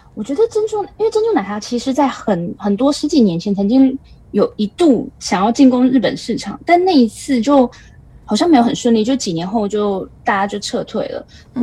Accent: Taiwan; moved away as an adult; now in Tokyo, Japan; 我一个台湾人

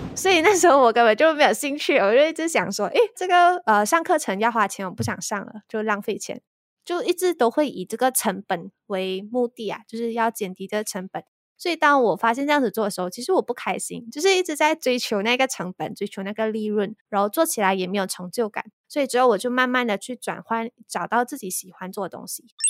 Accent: Malaysia; 我是来自马来西亚

